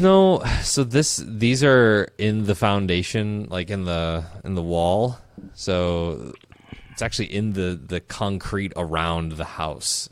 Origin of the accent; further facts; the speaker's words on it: Midwest, United States; growing up in the Midwest, our lakes and ponds are okay, but we go to Minnesota every once in a while